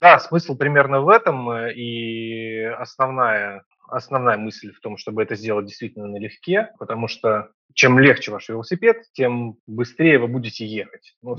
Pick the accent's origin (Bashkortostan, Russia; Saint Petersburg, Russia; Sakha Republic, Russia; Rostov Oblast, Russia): Saint Petersburg, Russia; Я из Петербурга